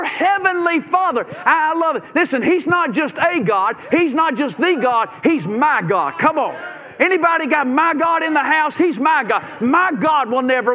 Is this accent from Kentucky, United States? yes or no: yes; Bowling Green, Kentucky, United States; moved away as an adult; also born or lived in Nashville, Tennessee / Memphis, Tennessee; We grew up in Bowling Green, Kentucky, and I graduated from Western Kentucky University there, Hilltopper.